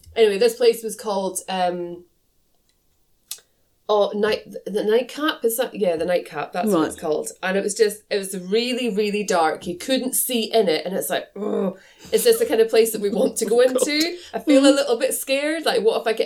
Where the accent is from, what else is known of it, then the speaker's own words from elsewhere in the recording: Aviemore, Scotland, United Kingdom; we grew up in the Aviemore area